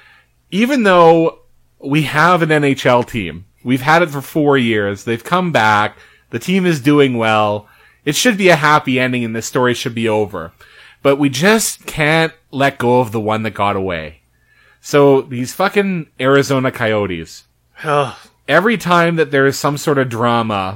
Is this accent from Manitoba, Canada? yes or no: yes; Winnipeg, Manitoba, Canada; We grew up in St. Vitel